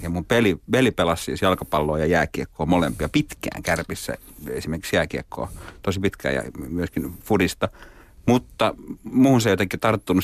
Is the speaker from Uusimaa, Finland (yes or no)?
no; Oulu, North Ostrobothnia, Finland; moved away as an adult; now in Helsinki, Finland; mä oon Oulusta kotoisin, mä kävin lapsena katsomassa joskus kärppäpelejä